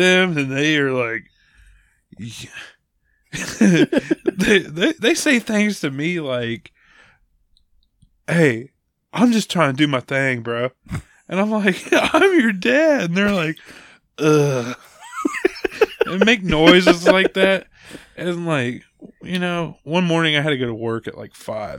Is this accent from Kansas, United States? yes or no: yes; Winfield, Kansas, United States; right outside of Winfield, you know, Cali County